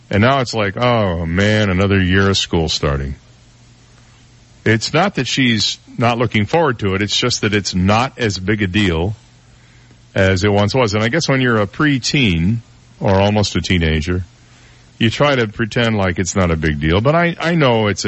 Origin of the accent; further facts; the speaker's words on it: Florida, United States; where are you from? And you say, Florida. And they go, oh, well, do you know so and so? You know, 21 million people in this state, so it might be likely you don't know them.